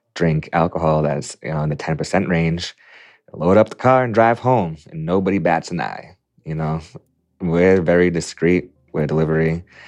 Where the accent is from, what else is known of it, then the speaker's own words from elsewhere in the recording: Quincy, Massachusetts, United States; I was a seventeen-year-old senior at Quincy High. in Quincy, Massachusetts, my hometown